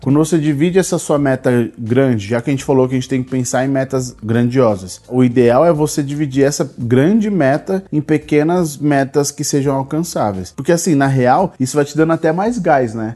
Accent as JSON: {"language": "Portuguese", "region": "São Paulo", "country": "Brazil", "said": "nós somos de São Paulo"}